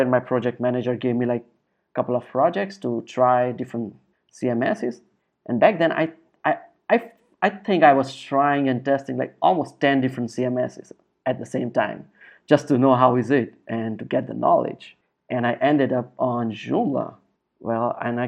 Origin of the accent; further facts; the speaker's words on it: India; moved away as an adult; now in Brazil; I'm Indian